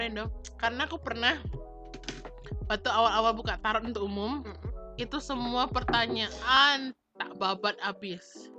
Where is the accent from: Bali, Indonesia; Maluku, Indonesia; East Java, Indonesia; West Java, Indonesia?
Bali, Indonesia; aku orang Bali